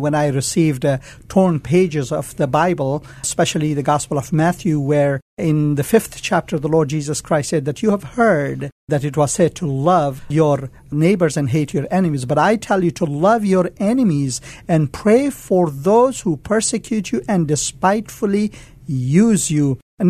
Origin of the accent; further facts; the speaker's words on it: India; born there; also born or lived in Afghanistan; Well, my forefathers come from Afghanistan. Although I was born in India, I was in Afghanistan during the invasion of the Soviet.